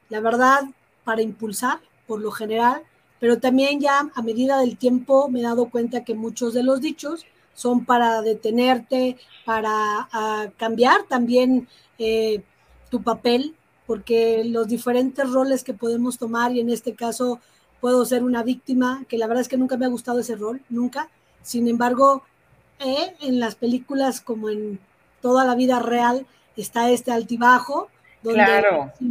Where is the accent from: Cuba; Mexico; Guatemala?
Mexico; born there; Yo nací en México, me registraron en Guadalajara.